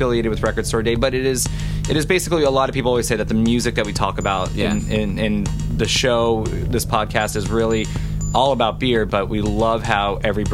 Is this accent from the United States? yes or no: yes; Miami Beach, Florida, United States; I'm from Miami Beach